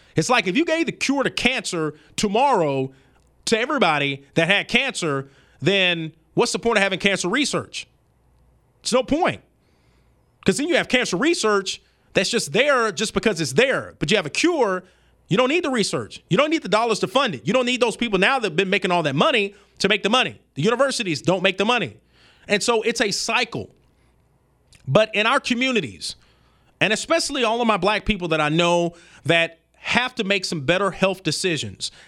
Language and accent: English; Birmingham, Alabama, United States; I'm from the South, I'm from Birmingham, Alabama